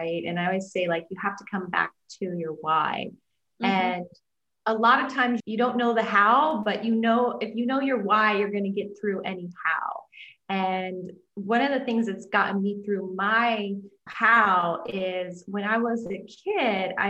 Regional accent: Iowa, United States; I grew up in Iowa. I'm a farm girl.

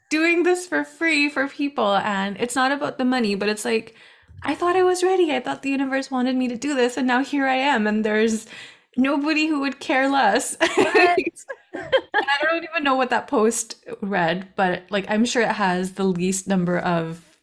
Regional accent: India; I am from India. I've traveled back and forth between the west and the east

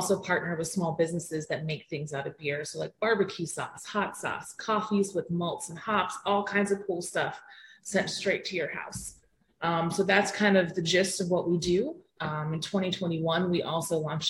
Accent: Pittsburgh, Pennsylvania, United States; I'm from Pittsburgh, Pennsylvania

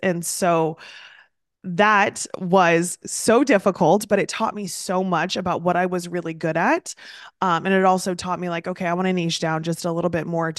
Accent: Midwest, United States; now in East Coast, United States; So I also am originally from the Midwest, moved to the East Coast

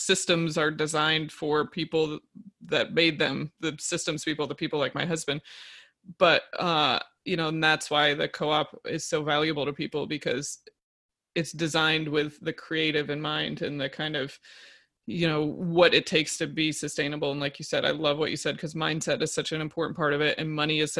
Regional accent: upstate New York, United States; we're in upstate New York in my hometown

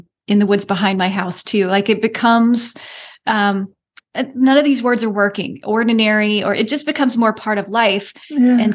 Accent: United States; I am as American as they come. I've got 7+ generations on United States soil

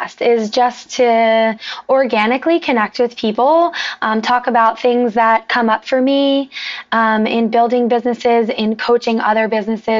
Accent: New Jersey, United States; moved away as an adult; also born or lived in New York City; now in South Florida, United States; I'm from New Jersey originally

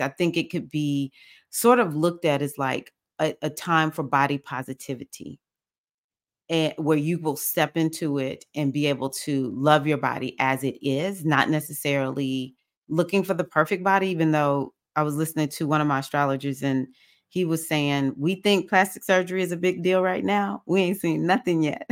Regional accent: United States; I'm African American

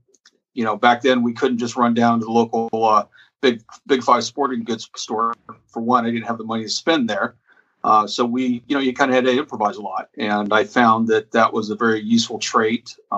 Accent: North Idaho, United States; moved away as an adult; now in California, United States; I grew up in North Idaho. I lived there until I was 18.

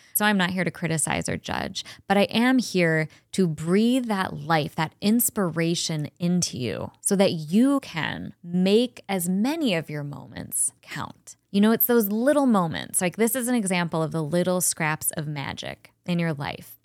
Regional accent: Cleveland, Ohio, United States; also born or lived in Chagrin Falls, Ohio / Colorado; I was born and raised in Cleveland.

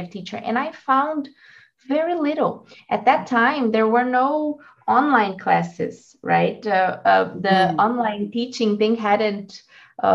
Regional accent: Brazil; English is a second language; also born or lived in United States; I'm from Brazil

